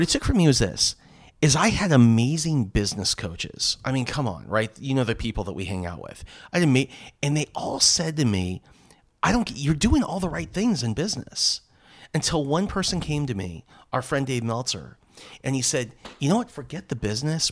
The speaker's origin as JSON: {"language": "English", "town": "Los Angeles", "region": "California", "country": "United States", "tie": "born or raised there", "also_born_or_lived": "San Diego", "said": "I grew up in Southern, in Southern California, Los Angeles"}